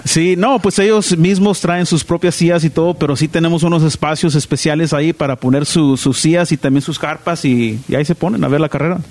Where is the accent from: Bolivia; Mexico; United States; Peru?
United States; Southern California; De, pues aquí del sur de California, pero mis papás de, de Guaymas, Sonora